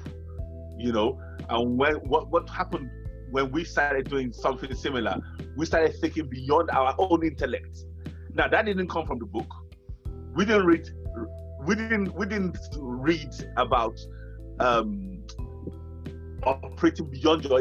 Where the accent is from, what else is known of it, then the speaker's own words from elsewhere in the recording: Nigeria; moved away as an adult; I come from Africa